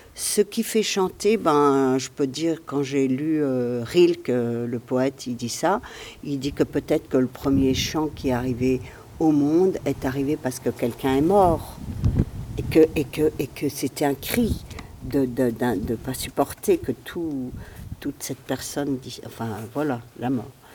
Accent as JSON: {"language": "French", "area": "Alsace", "region": "Grand Est", "country": "France", "tie": "born or raised there", "said": "je viens d'Alsace. En Alsace, il y a un dialecte différent du français"}